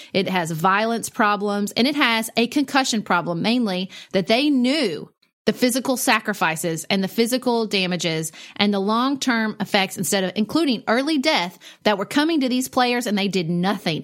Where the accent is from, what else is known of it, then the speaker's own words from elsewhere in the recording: United States; I'm not a patriotic American